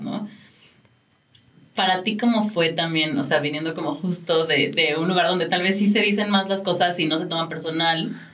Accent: Mexico; como mexicanos lo hemos tenido que ir aprendiendo

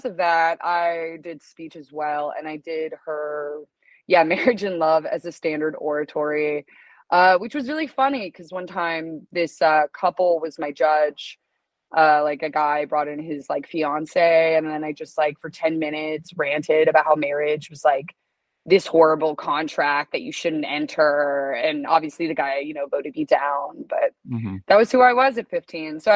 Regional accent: Broken Arrow, Oklahoma, United States; moved away as an adult; also born or lived in New York / Los Angeles; I left Oklahoma at 18

